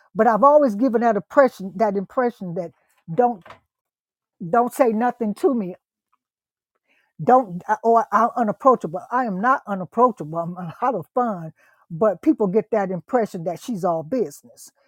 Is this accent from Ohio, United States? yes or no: yes; Ohio, United States; also born or lived in East Texas; now in Texas, United States; I'm from Ohio